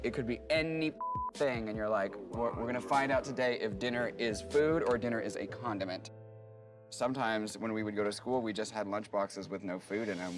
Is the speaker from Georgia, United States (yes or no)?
no; Seattle, Washington, United States; I grew up in Seattle, and we were poor as hell